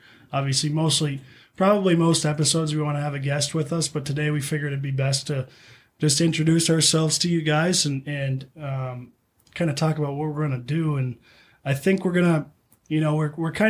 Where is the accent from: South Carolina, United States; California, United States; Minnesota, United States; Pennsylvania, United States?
Minnesota, United States; East Grand Forks; I'm East Grand Forks.